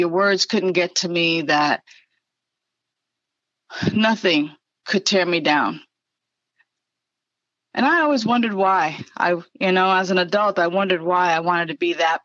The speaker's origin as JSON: {"language": "English", "town": "New York City", "region": "New York", "country": "United States", "tie": "born or raised there", "said": "I was born and raised in the Bronx, and being from the Bronx"}